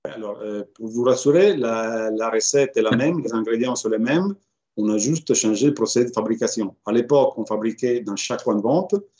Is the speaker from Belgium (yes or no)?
no; Reggio Emilia, Emilia-Romagna, Italy; moved away as an adult; now in Paris, France; ma ville natale de Reggio Emilia